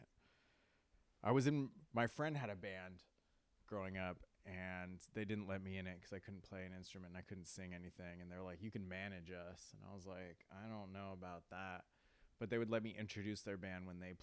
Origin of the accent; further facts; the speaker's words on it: Avalon, California, United States; I grew up on Catalina Island, a small little island